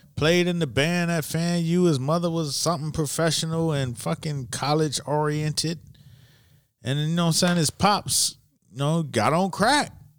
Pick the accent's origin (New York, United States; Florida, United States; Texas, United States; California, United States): Florida, United States; Miami; I'm from Miami